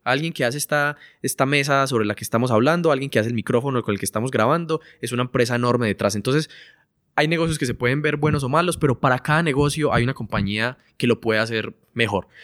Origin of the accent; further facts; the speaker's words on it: Colombia; somos de Colombia, entonces vivíamos allá